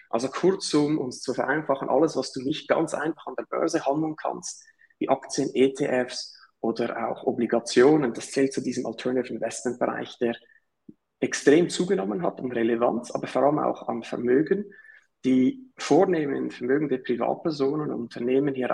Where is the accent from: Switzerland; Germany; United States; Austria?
Switzerland; Zurich; Wie ihr vielleicht hört, äh, komme ich aus der Schweiz. Also Nachbarstaat aus dem Süden sozusagen, äh, Zürich um genau zu sein.